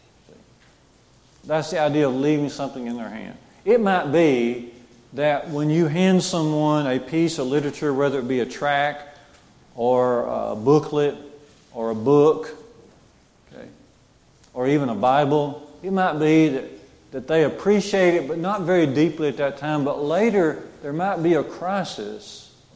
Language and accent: English; Jasper, United States; my grandmother's house growing up in Jasper